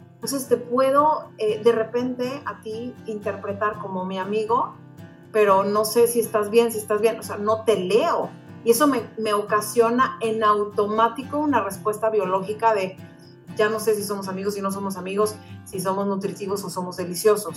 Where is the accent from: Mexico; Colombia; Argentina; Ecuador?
Mexico; moved away as an adult; now in United States; yo soy mexicana, tal cual el Chile, yo he vivido en, Estados Unidos ya por más de 15 años